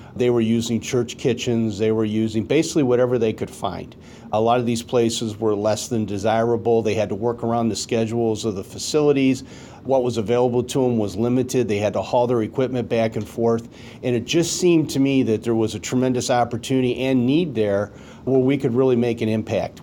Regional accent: Detroit, Michigan, United States; I grew up in Detroit

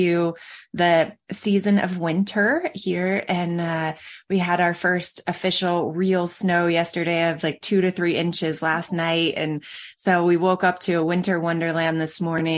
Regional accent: Michigan, United States; also born or lived in Colorado; I grew up in Colorado, or grew up in Michigan, and our winters were cold

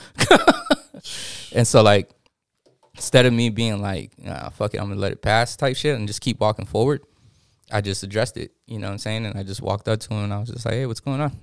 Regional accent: East County, San Diego, California, United States; I'm from East County

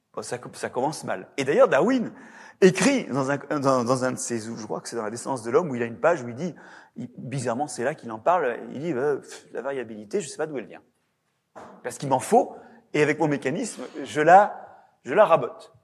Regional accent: Brittany, France; de par chez moi, en Bretagne

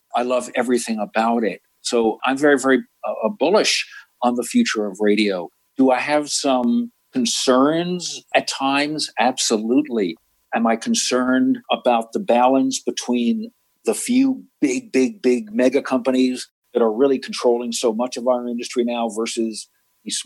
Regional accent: New York, United States; I grew up in New York, you know, listening to the WABCs of the world

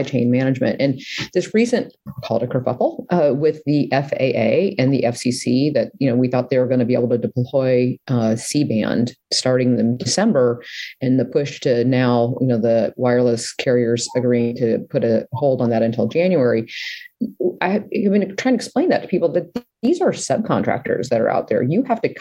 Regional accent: Nebraska, United States; I'm from Nebraska

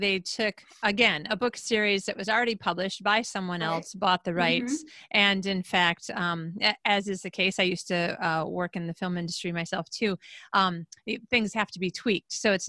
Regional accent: Traverse City, Michigan, United States; moved away; That would be like me coming back to my hometown in the Traverse City, Michigan area

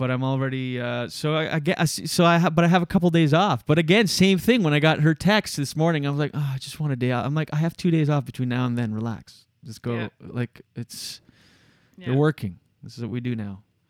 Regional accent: Moncton, New Brunswick, Canada; moved away; also born or lived in Gatineau; We're both from Moncton

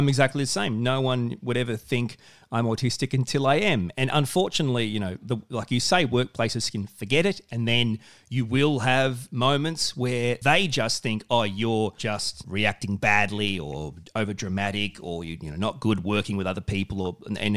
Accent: Australia; I'm a man, I'm an Aussie bloke.

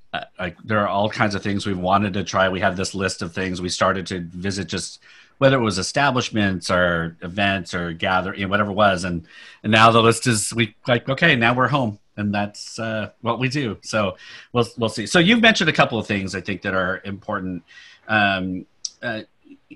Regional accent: Sacramento, California, United States; now in Palo Alto, United States; I grew up in Sacramento

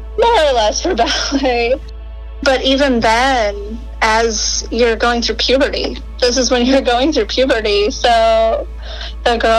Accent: Rochester, Minnesota, United States; moved away; I grew up in Minnesota, Rochester, Minnesota

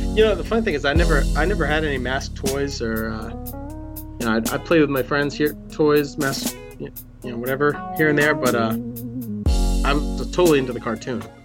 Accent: New England, United States; I grew up in New England

